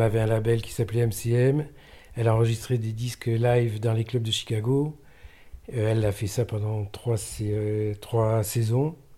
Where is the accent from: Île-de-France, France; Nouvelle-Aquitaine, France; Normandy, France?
Nouvelle-Aquitaine, France; Pau; je suis né à Pau